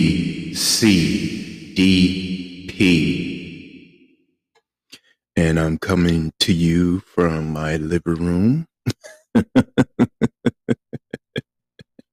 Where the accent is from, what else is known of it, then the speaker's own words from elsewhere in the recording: Flint, Michigan, United States; moved away as an adult; I was from Flint, Michigan